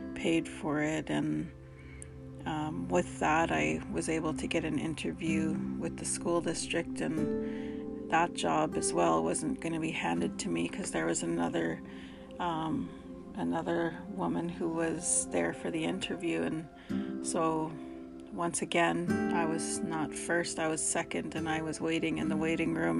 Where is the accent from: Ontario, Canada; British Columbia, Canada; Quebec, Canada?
British Columbia, Canada; Dog Creek Canoe Creek Reserve; I come from the Dog Creek Canoe Creek Reserve